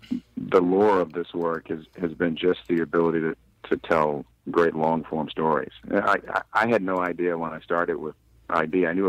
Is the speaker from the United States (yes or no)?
yes; Baltimore, Maryland, United States; but I grew up in Baltimore, so, you know.